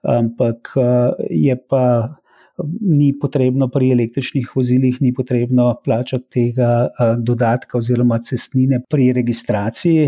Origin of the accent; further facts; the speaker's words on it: Slovenia; Slovenci smo